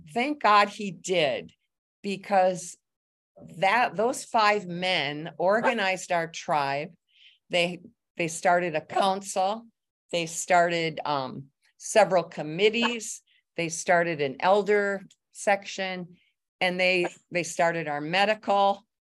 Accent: Lower Michigan, United States; also born or lived in North Carolina; now in Manistique, United States; We all grew up in Lower Michigan

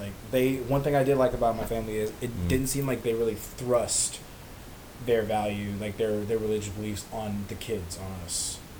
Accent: United States; first language English; I'm an American kid. I was raised in an American kind of mindset with, like, you know, different foreign concepts and all. But I was raised in American schools around American children.

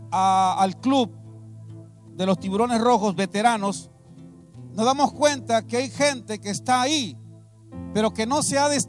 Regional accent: San Vicente Tancuayalab, San Luis Potosí, Mexico; Venimos desde el estado de San Luis Potosí, específicamente desde San Vicente, Tancuayalap, San Luis Potosí.

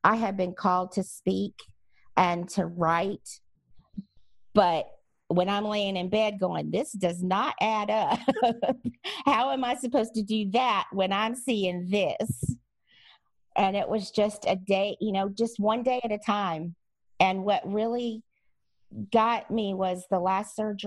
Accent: Louisiana, United States; moved away; I'm also from Louisiana originally, so I have some Cajun stubbornness in me as well

